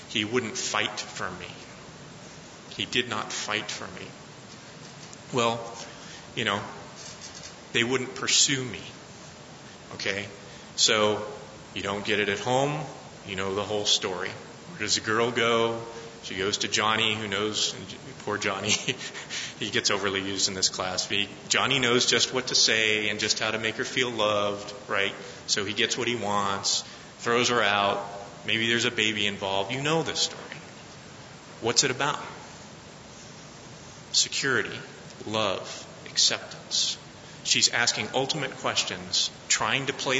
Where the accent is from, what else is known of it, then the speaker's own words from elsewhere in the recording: Colorado, United States; I'm from Colorado